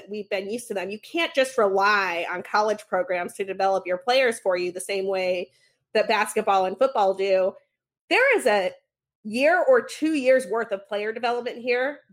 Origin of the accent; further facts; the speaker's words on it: Utah, United States; now in Chicago, United States; I grew up in Utah